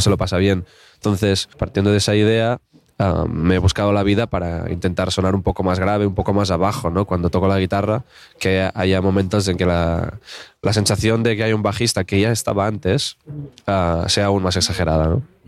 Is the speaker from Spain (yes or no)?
yes; Alt Empordà, Catalonia, Spain; yo soy del Alampordá